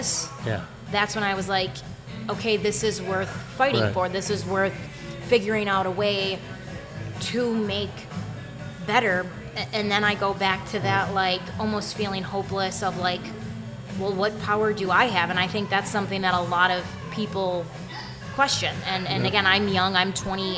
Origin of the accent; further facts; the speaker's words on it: Chicago, Illinois, United States; I'm from Chicago.